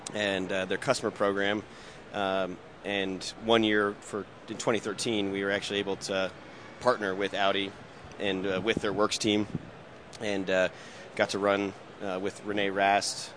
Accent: Indianapolis, Indiana, United States; growing up in Indianapolis, I was always around automotive racing

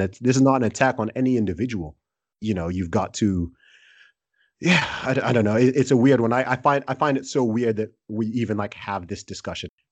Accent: Nigeria; I'm Nigerian.

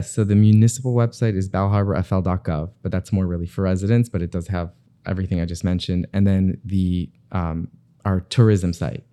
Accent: Bal Harbour, Florida, United States; I grew up in Bay Harbor

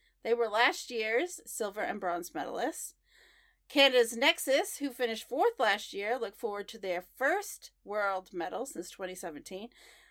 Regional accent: Portland, Oregon, United States; people I don't normally see in the skating world in my hometown.

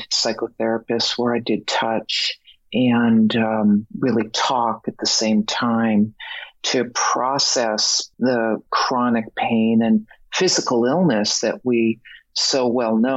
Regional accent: Boston, Massachusetts, United States; moved away as an adult; also born or lived in Mexico; I'm originally from Boston

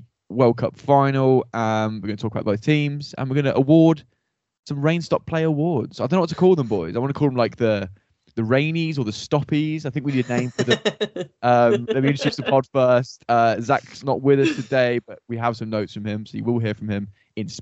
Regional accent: England, United Kingdom

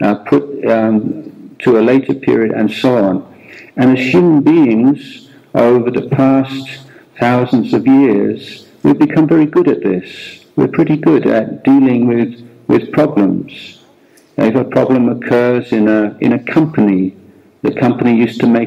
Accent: England, United Kingdom; moved away as an adult; also born or lived in India; now in Thailand; I was born in England and lived more than 17 years in England, and then I left England

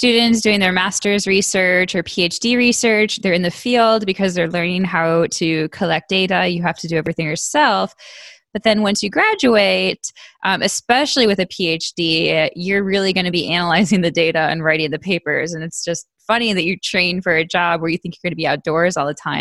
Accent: Buffalo, New York, United States; I grew up in Buffalo, yeah. New York

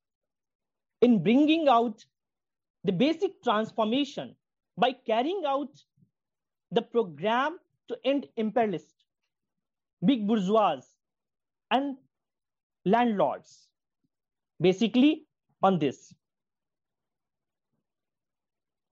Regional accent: Bihar, India; I'm from Bihar, and I'm a student activist here

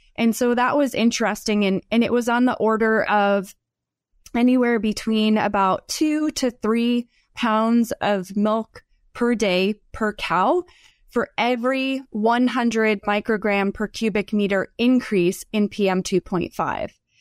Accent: Northeast, United States; moved away as an adult; also born or lived in Southeastern United States / Florida; now in Idaho, United States; I'm from the, the Northeast, and then spent time in the Southeast for graduate school

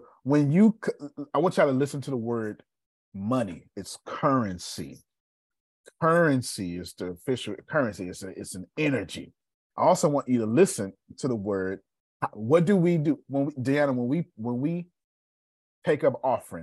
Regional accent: Texas, United States; we're Texan

